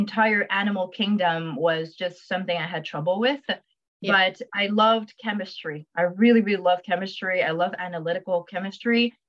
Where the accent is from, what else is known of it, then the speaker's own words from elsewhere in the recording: Montreal, Quebec, Canada; I'm born in Montreal. I am raised in Montreal